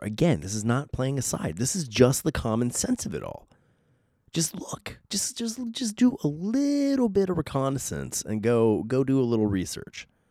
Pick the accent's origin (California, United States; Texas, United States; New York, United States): California, United States; San Diego; accent: Southern Californian; I was born and raised in San Diego, California, literally on a beach.